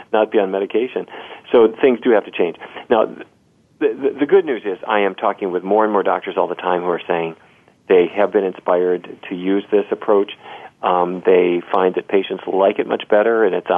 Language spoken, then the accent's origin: English; Fargo, North Dakota, United States; I grew up in Fargo, North Dakota, you know, right down south of Winnipeg.